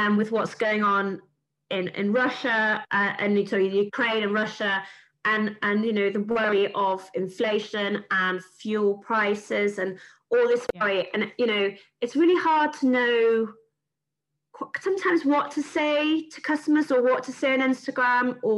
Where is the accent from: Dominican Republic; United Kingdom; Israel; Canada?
United Kingdom; Yorkshire and the Humber; being a Yorkshire girl